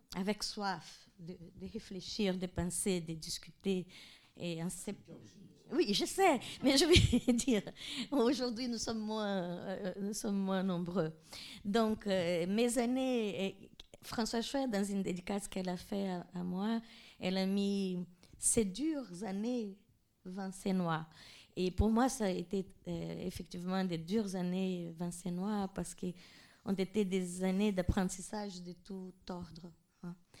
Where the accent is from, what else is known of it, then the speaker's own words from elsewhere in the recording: Mato Grosso, Brazil; moved away; là où je suis née, au Mato Grosso